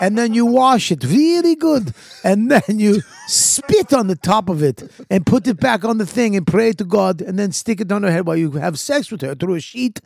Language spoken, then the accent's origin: English; Boston, Massachusetts, United States; accent: Boston; my Boston accent